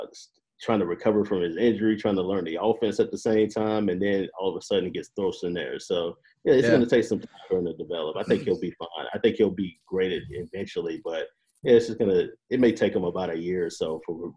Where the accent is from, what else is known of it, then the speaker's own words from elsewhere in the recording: Carolina, United States; I'm from Carolina, so